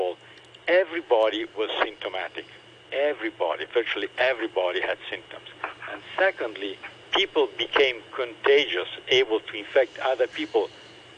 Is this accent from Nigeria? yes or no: no; Italy; now in Hong Kong; I'm from Italy